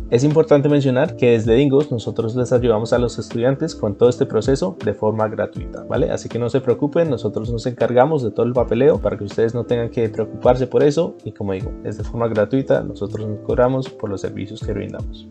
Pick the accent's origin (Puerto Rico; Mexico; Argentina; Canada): Canada; Vancouver, British Columbia; also born or lived in Bogotá, Colombia / United States; yo nací en Bogotá, Colombia. Mi familia salió del país cuando yo tenía apenas seis años. Pasamos un par de años en los Estados Unidos y finalmente llegamos a Vancouver, Canadá en el 2002 y es donde crecí la mayor parte de mi vida.